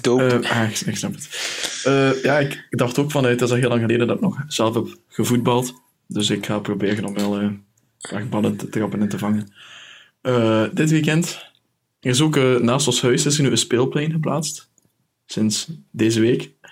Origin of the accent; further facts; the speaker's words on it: Belgium; Omdat ik Belg ben